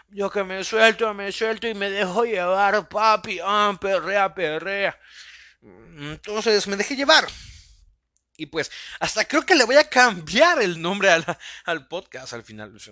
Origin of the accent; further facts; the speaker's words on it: El Salvador; Soy un, salvadoreño idiota que tiene este sueño de poder crear una pequeña comunidad a base de sus podcasts